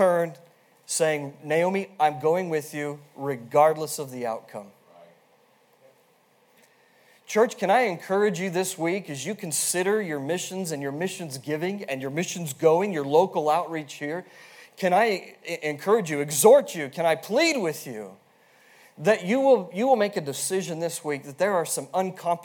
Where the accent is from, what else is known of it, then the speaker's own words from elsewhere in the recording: Wyoming, United States; born and raised in Wyoming